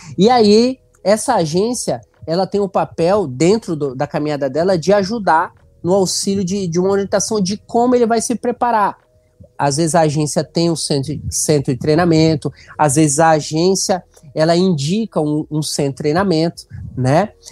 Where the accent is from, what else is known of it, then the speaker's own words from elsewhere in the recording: Santos, São Paulo, Brazil; moved away as an adult; now in Benevides, Brazil; Eu sou natural de Santos, litoral de São Paulo, mas já estou há 14 anos aqui no norte do Brasil, especialmente no, na região do Pará